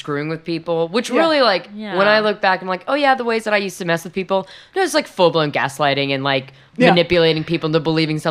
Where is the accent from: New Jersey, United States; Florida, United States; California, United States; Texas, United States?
Texas, United States; Houston; No, Houston.